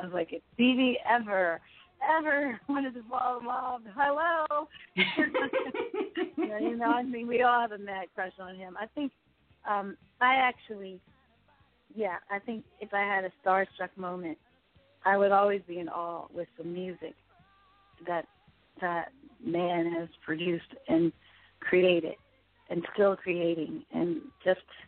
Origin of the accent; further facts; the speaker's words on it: Philadelphia, Pennsylvania, United States; I'm originally from Philly